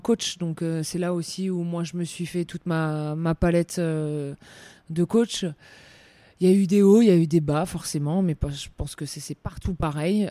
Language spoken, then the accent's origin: French; France; chez nous, en France